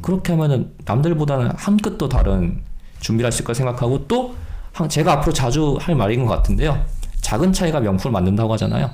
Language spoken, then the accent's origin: Korean; Gangwon, South Korea; 제가 또 마침 강원도 사람입니다